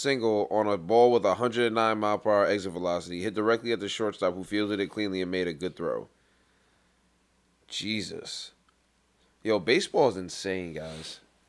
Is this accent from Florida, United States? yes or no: no; Mississippi, United States; Sometimes I'm from Mississippi, I'm like, oh.